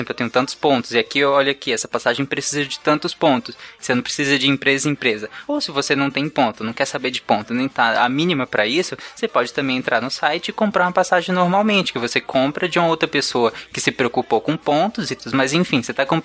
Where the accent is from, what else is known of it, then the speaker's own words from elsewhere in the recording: Bahia, Brazil; eu, eu sou eu, baiano, viu?